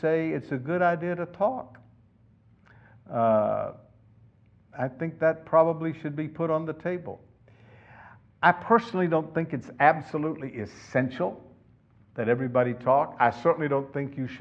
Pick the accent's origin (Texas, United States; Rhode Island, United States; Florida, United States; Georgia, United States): Florida, United States; now in California, United States; I grew up in Florida and we used to go down to the beach